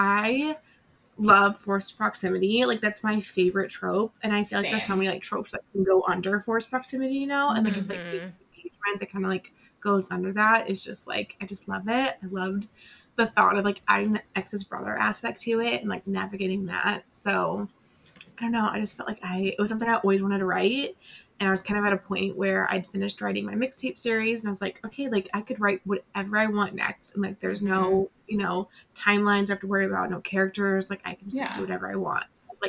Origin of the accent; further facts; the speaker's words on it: Colorado, United States; like I grew up in Colorado, grew up going to Colorado once we moved.